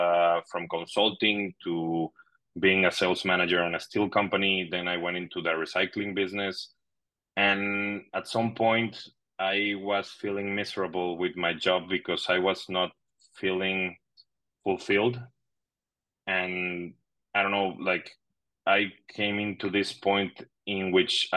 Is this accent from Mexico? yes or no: yes; Monterrey, Nuevo León, Mexico; English is a second language; moved away as an adult; now in Madrid, Spain; Monterrey, my hometown.